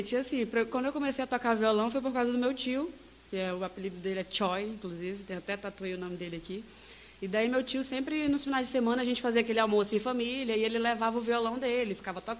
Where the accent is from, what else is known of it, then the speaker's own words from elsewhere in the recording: Acre, Brazil; moved away; also born or lived in Araquari; Quando eu falo que sou do Acre, o povo, do Acre?